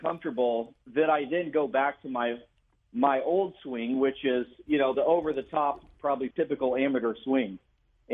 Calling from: Redondo Beach, California, United States; Calling from Redondo Beach, California

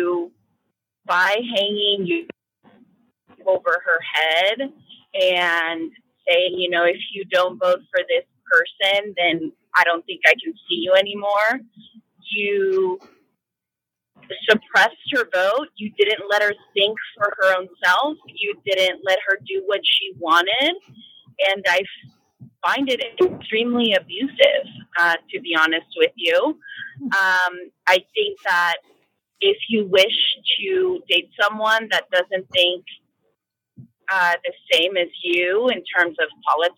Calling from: Baltimore, Maryland, United States; I'm calling from Baltimore.

